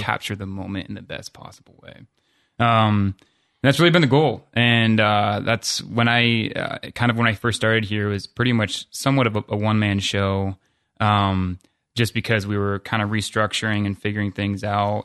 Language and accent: English; Columbus, Ohio, United States; I'm from Columbus